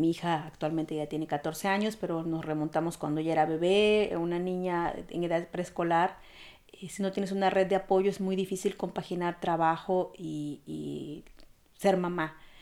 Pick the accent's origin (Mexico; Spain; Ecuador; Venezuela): Mexico; Veracruz; moved away as an adult; now in Germany; mexicana, oriunda de Veracruz